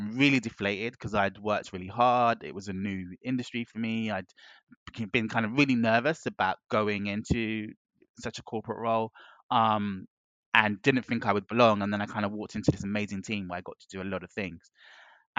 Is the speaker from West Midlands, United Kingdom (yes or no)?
no; London, United Kingdom; coming from the spaces I did growing up in West London, I grew up in a melting pot.